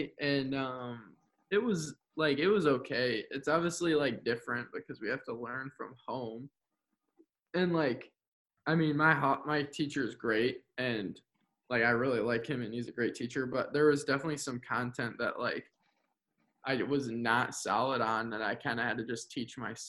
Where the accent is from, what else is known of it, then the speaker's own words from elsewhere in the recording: Kalamazoo, Michigan, United States; I come from the Kalamazoo public school system, and so with that, I've gone K through 12